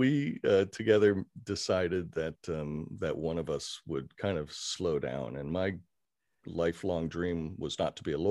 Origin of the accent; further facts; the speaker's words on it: Kenya; also born or lived in Syracuse, United States; I was born in Syracuse, New York, and lived there only for a couple of years. Don't remember it very well. And when I was very young, my father was an educator and also an administrator with the Peace Corps. And we moved to Kenya in East Africa in the 60s.